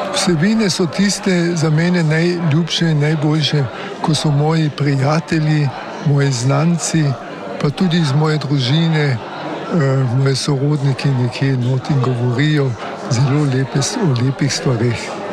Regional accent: Kotmara vas, Carinthia, Austria; sem iz Kotmare vasi

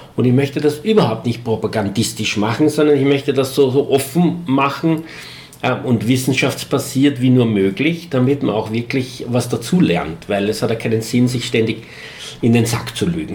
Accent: Eastern Austria, Austria; hier bei uns in Ostösterreich

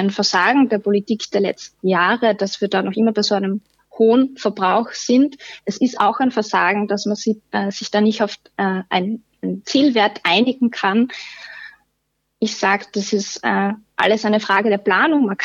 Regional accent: Styria, Austria; Ich bin auch selbst aus der Obersteiermark. Ähm, da ist es äh, fast überall passiert, ähm, dass die Ortskerne aussterben

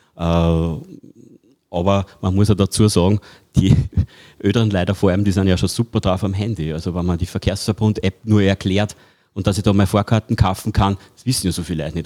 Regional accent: Pettenbach, Upper Austria, Austria; bei uns in Bedenbach

